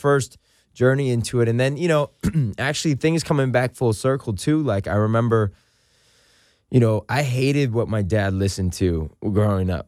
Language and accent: English; San Francisco, California, United States; moved away as an adult; also born or lived in Los Angeles; I grew up in the Richmond district in San Francisco